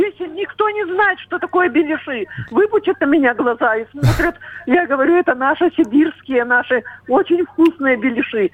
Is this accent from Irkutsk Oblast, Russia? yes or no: yes; Irkutsk, Irkutsk Oblast, Russia; now in Shchyolkovo, Russia; Я сама сибирячка так. из Иркутска.